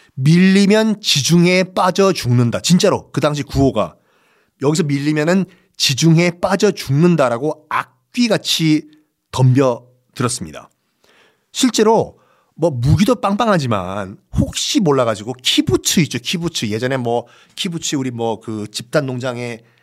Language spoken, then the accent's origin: Korean; Busan, South Korea; 고향이 부산이니까